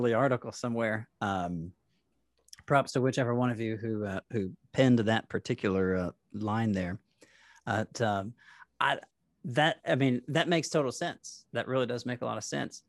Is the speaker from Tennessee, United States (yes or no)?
yes; Nashville, Tennessee, United States; I grew up in Nashville